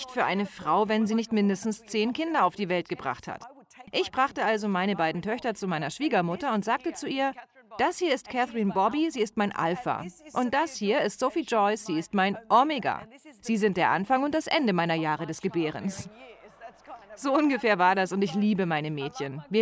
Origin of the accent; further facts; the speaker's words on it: Greece; Ich bin Griechin, aber ich denke gerne an Italien.